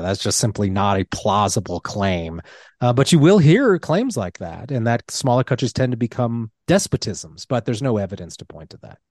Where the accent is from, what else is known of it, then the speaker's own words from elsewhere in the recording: Colorado, United States; my home state of Colorado